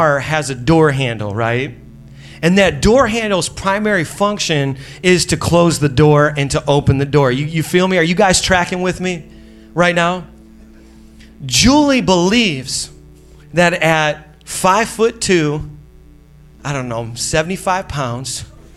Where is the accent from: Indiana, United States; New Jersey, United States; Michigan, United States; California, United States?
Indiana, United States; moved away; We're originally from Indiana